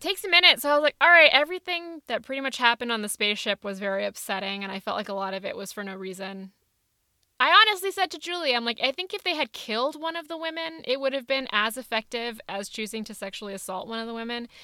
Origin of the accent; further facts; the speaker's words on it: California, United States; I'm Indian and from California